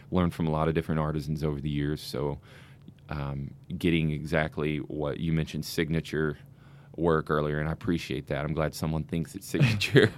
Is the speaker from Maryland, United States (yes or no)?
no; Tennessee, United States; moved away as an adult; now in Saint Charles, United States; I'm originally from Tennessee.